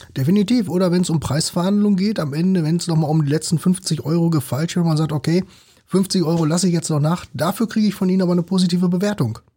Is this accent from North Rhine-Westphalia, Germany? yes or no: yes; North Rhine-Westphalia, Germany; ich kenne das ja selbst so als Ostwestfale